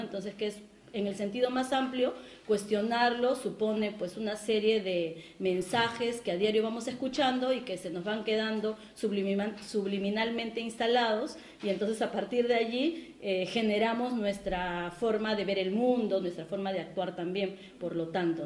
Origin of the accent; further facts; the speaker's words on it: Peru; en mi país, en el caso del Perú